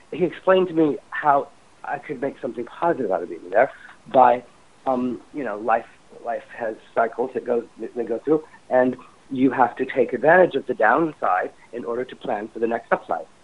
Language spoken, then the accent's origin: English; Indiana, United States; moved away; also born or lived in New York City; growing up in Indiana